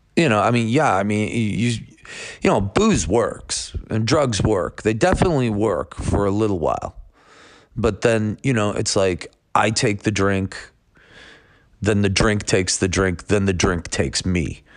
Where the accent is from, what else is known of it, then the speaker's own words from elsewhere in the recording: Buffalo, New York, United States; I'm from Buffalo, New York